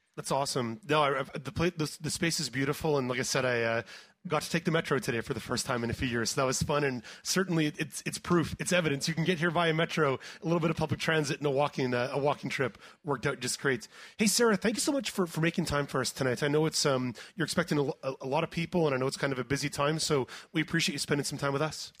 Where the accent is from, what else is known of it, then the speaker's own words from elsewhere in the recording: Montreal, Quebec, Canada; now in Ottawa, Canada; when I grew up in Montreal, the Montreal Association for the Blind was was where I went